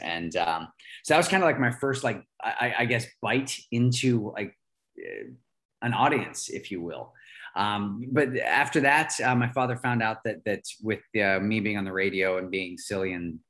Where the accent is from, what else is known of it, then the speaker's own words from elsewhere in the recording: Pittsburgh, Pennsylvania, United States; I grew up in Pittsburgh, Pennsylvania, the melting pot of America.